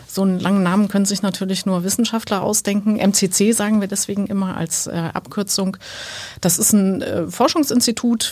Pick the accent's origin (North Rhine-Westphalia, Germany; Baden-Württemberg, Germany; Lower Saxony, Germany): North Rhine-Westphalia, Germany; Sankt Augustin; Ich komme äh, aus St. Augustin, das ist ein äh, kleiner Ort in der Nähe von Bonn